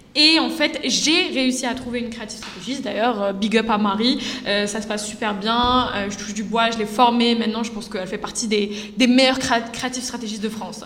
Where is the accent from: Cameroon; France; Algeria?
Algeria; je suis algérienne